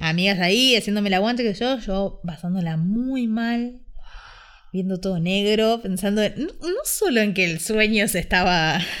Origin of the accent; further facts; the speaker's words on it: Ushuaia, Tierra del Fuego, Argentina; now in Buenos Aires, Argentina; desde que me fui a vivir a Buenos Aires, porque yo soy de Ushuaia